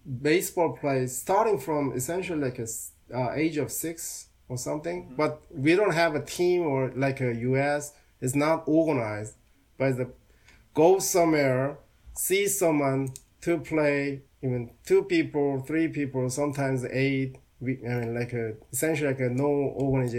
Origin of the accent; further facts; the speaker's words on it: Seoul, South Korea; now in United States; my hometown is Seoul